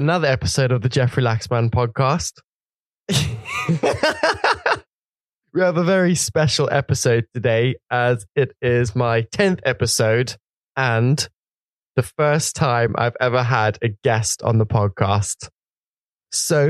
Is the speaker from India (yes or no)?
no; Zimbabwe; my childhood growing up in Zimbabwe